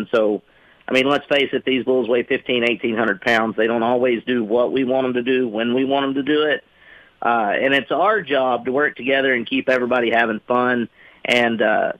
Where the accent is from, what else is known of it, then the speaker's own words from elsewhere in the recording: Arkansas, United States; I'm from Arkansas.